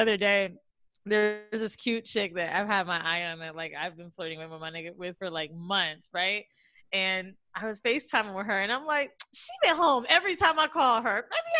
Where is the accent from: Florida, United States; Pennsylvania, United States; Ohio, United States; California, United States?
Florida, United States; Orlando; moved away; also born or lived in New York; I'm from Orlando. Me and Mandy.